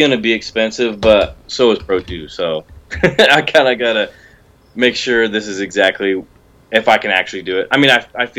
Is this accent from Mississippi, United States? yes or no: no; Colorado Springs, Colorado, United States; I'm from Colorado Springs, Colorado.